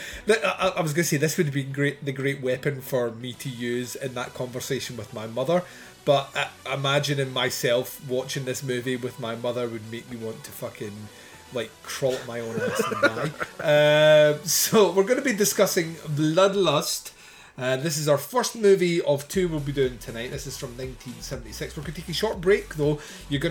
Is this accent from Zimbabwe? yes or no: no; United Kingdom; I'm British